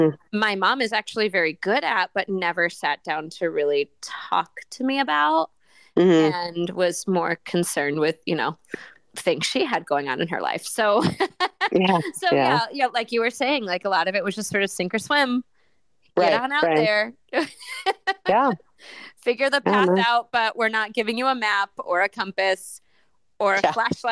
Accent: Watkins Glen, New York, United States; I am no longer living in a big city. I live in a very rural area. I was originally from Watkins Glen, New York.

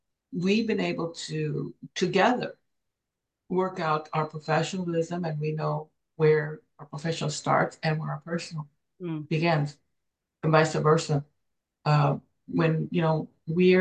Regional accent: Los Angeles, California, United States; moved away as an adult; also born or lived in Mexico; now in Hawaii, United States; I was born in Mexico, came to the United States when we were five, mm-hmm. and grew up in Los Angeles. I moved to Hawaii almost 35 years ago.

